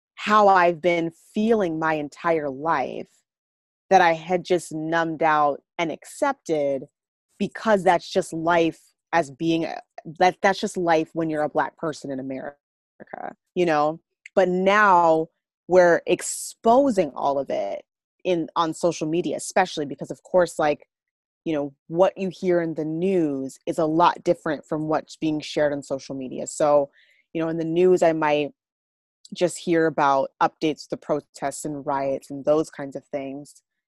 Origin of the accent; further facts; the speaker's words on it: Minneapolis, Minnesota, United States; I'm from Minneapolis.